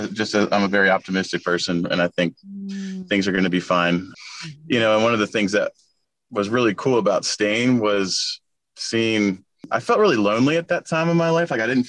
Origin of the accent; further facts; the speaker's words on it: Virginia Beach, Virginia, United States; moved away; we're from Virginia Beach and we've been dealing with hurricanes our whole life.